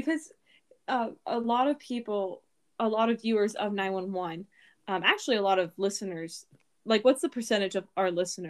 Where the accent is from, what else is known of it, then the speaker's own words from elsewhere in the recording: California, United States; now in Utah, United States; I live in Utah, but I'm not, like, Utah. Yeah. I'm a Californian.